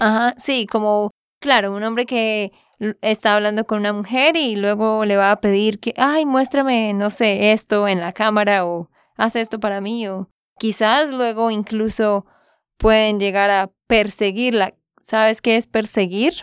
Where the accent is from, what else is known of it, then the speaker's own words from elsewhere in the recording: Santander, Colombia; de Santander, Colombia.